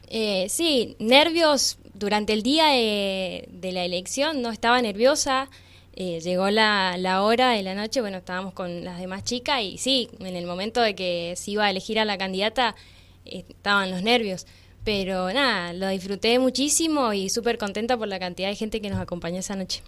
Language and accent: Spanish; Valle Grande, Mendoza, Argentina; now in Rama Caída, Argentina; Nací en realidad en Valle Grande, me crié en Valle Grande